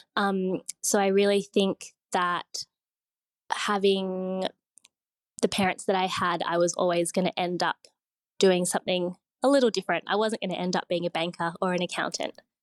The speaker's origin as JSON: {"language": "English", "town": "Sydney", "region": "New South Wales", "country": "Australia", "tie": "born or raised there", "said": "I grew up in Sydney"}